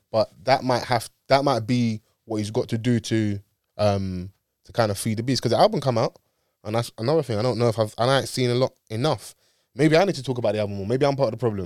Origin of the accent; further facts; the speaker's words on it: London, United Kingdom; I grew up in Dulwich